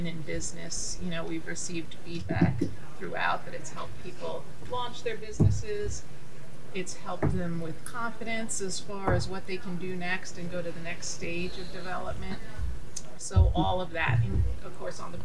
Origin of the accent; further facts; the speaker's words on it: Long Beach, United States; I grew up in Long Beach.